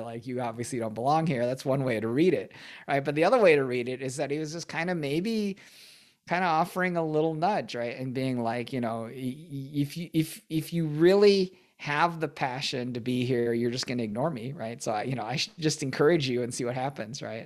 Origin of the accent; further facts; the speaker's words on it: Michigan, United States; I, I grew up in Michigan